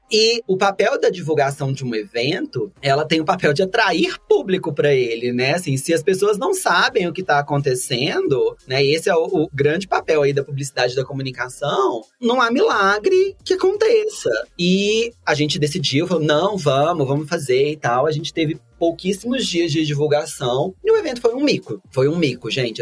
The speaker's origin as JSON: {"language": "Portuguese", "country": "Brazil", "said": "a gente é brasileiro"}